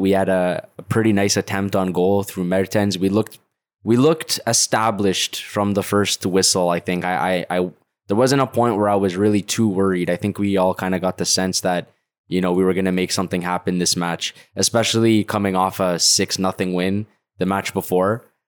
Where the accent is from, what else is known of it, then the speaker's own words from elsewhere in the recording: Canada; I'm Canadian